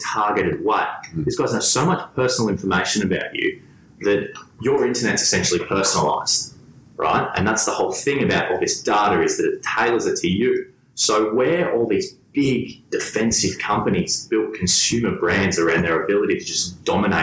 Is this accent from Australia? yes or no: yes; Gold Coast, Queensland, Australia; I'm from the Gold Coast